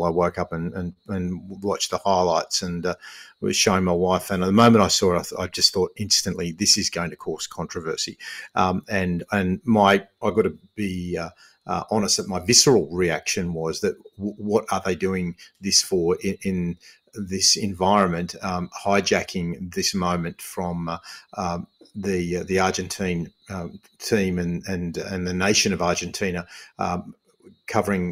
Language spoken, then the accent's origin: English; Australia; I'm half Aussie, half Lebanese.